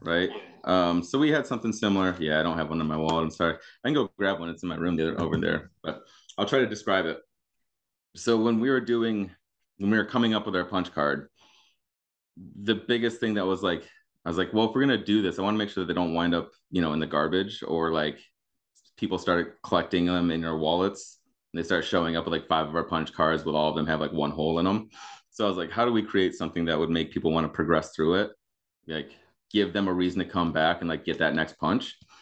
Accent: Grand Rapids, Michigan, United States; moved away as an adult; also born or lived in Youngstown, Ohio / Pittsburgh; now in Chicago, United States; I grew up in Michigan, uh, over by Grand Rapids.

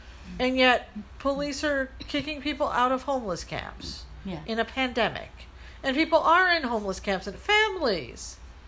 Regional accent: Ohio, United States; born there; That's why I was born in Ohio, partly.

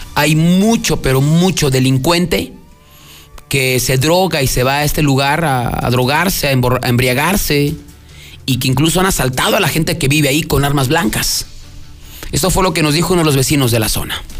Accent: Aguascalientes, Mexico; nuestro estado

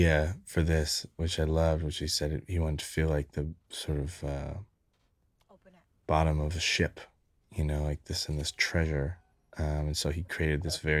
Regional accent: San Francisco, California, United States; growing up in San Francisco

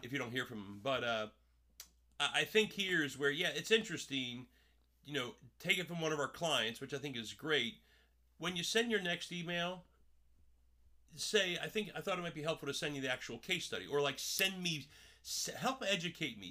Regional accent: Paulsboro, New Jersey, United States; I grew up in Jersey.

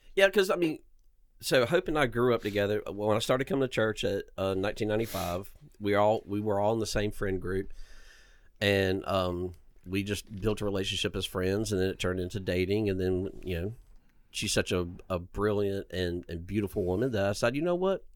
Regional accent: Inman, South Carolina, United States; I grew up in Inman, South Carolina, um, on a peach farm

